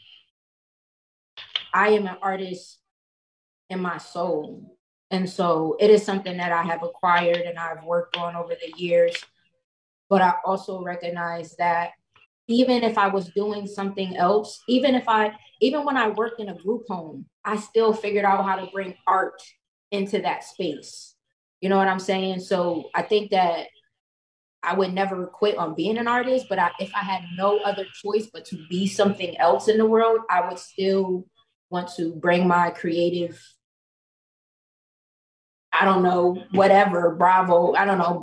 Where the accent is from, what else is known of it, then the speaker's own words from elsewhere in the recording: New Haven, Connecticut, United States; I was pretty much born and raised in New Haven, Connecticut